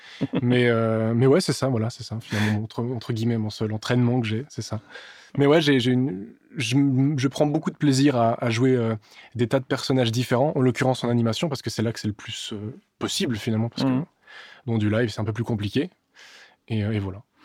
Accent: Switzerland; also born or lived in Serbia; now in France; Suisse, mais d'origine serbe

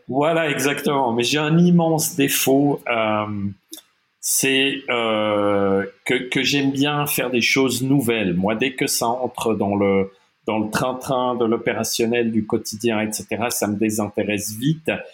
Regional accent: Geneva, Switzerland; also born or lived in German-speaking Switzerland; j'ai grandi partiellement à Genève, donc en Suisse romande, et partiellement euh, en Suisse alémanique. Je suis bilingue euh, de, parents germanophones.

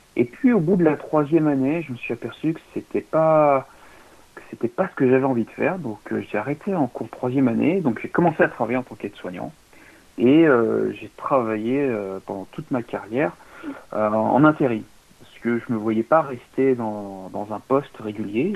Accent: Limoges, Nouvelle-Aquitaine, France; moi, je viens de Limoges

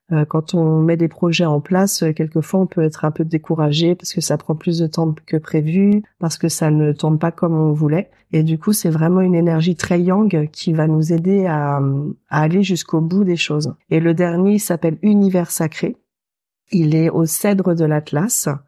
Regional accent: Normandy, France; born there; Je suis née en Normandie avant ça.

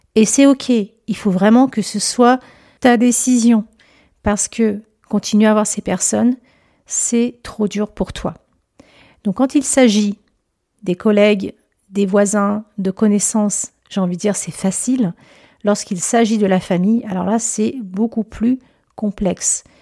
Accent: Lyon, Auvergne-Rhône-Alpes, France; now in Chambéry, France; je suis native de Lyon

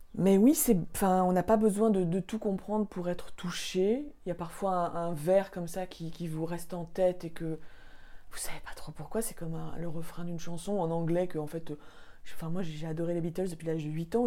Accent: Paris, Île-de-France, France; j'ai grandi à Paris

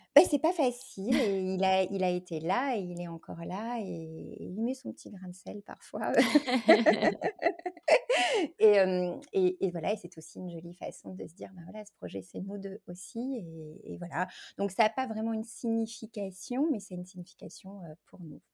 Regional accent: France; en tant que française

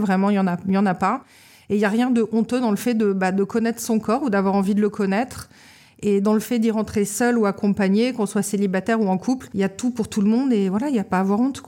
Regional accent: Paris, Île-de-France, France; now in Lorient, France; moi je suis née à Paris en juillet 1983 et j'ai grandi à Paris

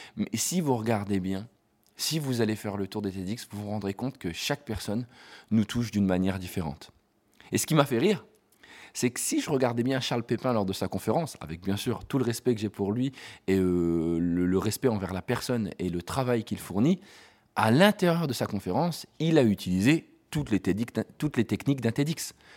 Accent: France; en tant que Français

